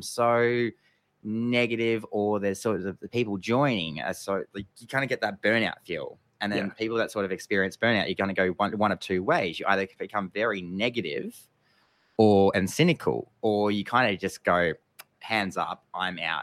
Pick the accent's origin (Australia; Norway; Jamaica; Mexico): Australia; Geelong, Victoria; my home town of Geelong